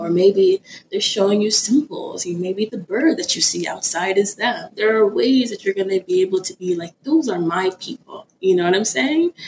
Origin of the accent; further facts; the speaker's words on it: Florida, United States; also born or lived in Ibadan, Nigeria; I am Nigerian. I was born in Nigeria in Ibadan City. I immigrated to a small little town in Florida when I was around four years old